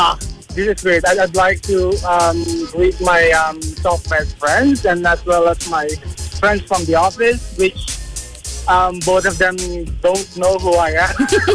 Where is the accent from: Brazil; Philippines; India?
Philippines; Manila, Metro Manila; now in Cavite, Philippines; Well, I came from Manila, and you know how it is in almost any part of Manila. But here in Cavite, it's smooth.